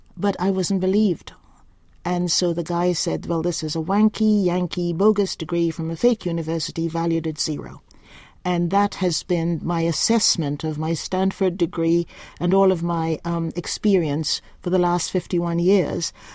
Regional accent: Mackenzie, Upper Demerara-Berbice, Guyana; now in New Zealand; I was born in the black section of a hospital in my little village of Mackenzie, and it's a bauxite town

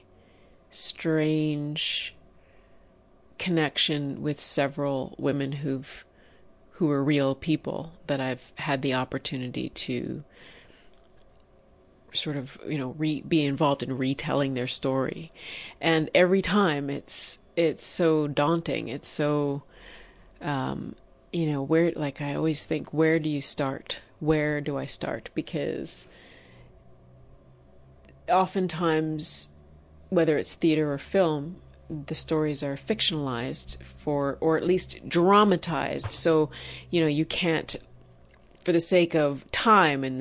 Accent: Toronto, Ontario, Canada; I am Wampanoag Nation, and my people are from Massachusetts and Rhode Island. I grew up in Toronto, Ontario, Canada.

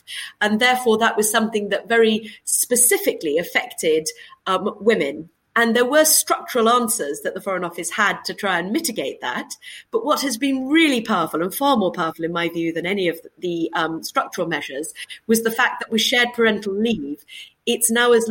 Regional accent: United Kingdom; As a British diplomat, I would have the ability to engage as a diplomat in the same way with the same groups of people

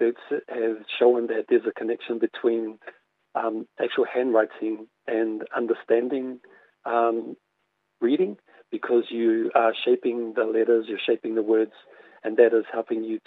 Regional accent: Auckland, New Zealand; I grew up in Mangere in South Auckland

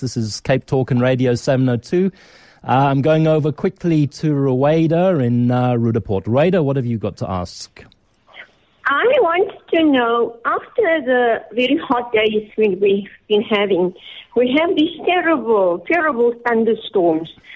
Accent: England, United Kingdom; accent: British; also born or lived in Nigeria; now in South Africa; it's a long time since I went to school in England, and even though I was born in Nigeria

